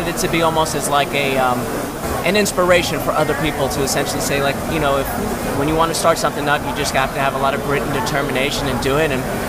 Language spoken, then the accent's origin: English; New York, United States; now in California, United States; when I moved out to California, I'm originally from New York.